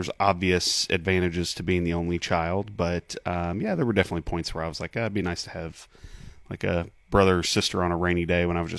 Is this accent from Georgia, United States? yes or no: no; Kentucky, United States; also born or lived in Bloomington / Lexington / Richmond / Owensboro; So I was born in Bloomington, Indiana, was there for about 6 months. We moved to Lexington, moved then to Richmond, Kentucky, and then we moved to Owensboro